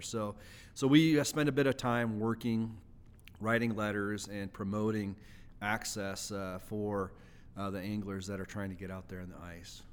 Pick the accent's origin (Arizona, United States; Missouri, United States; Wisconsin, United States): Wisconsin, United States; moved away as an adult; now in Idaho, United States; I grew up in Wisconsin, uh, back in the Midwest